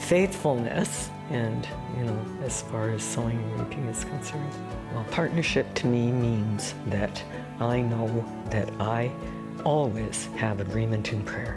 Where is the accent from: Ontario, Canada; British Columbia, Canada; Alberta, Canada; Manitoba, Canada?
Alberta, Canada; Calgary; I'm from Calgary.